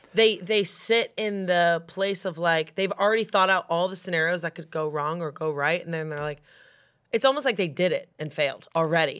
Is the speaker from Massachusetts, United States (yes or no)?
yes; Massachusetts, United States; I'm from Massachusetts